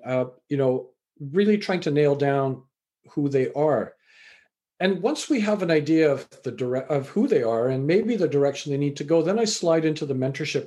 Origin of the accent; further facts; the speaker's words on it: Canada; also born or lived in England; I was born in England, raised in Canada.